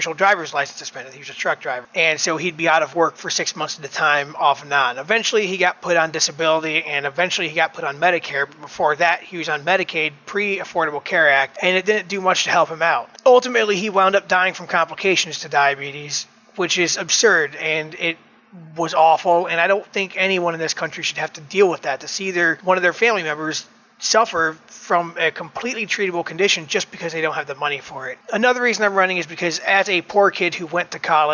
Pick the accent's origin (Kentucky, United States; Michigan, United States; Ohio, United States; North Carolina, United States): Ohio, United States; Elyria; After graduating high school in 2004 in my hometown of Elyria, Ohio